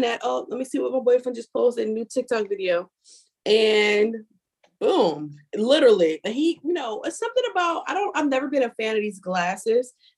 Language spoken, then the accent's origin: English; Philadelphia, Pennsylvania, United States; moved away; also born or lived in Washington DC area (Maryland); I'm from Philly